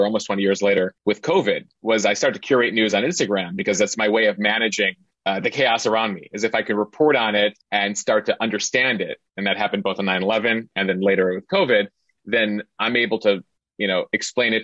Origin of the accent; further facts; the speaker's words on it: Chicago, Illinois, United States; moved away as an adult; I'm originally from the Chicago area